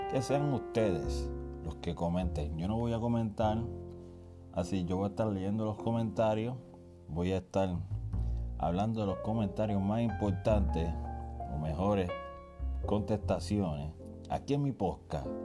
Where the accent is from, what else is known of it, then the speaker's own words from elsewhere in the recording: Yabucoa, Puerto Rico; also born or lived in Manhattan; now in New York, United States; Yaucoa, mi pueblo natal.